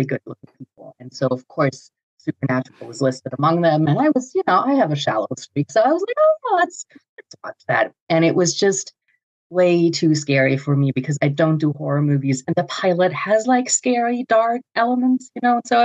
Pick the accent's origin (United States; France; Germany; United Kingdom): Germany; I'm from Germany